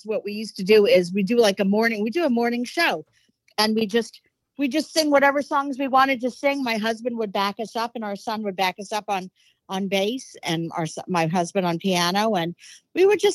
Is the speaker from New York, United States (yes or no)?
yes; New York City, New York, United States; I grew up in New York City, Upper West Side, near Columbia University.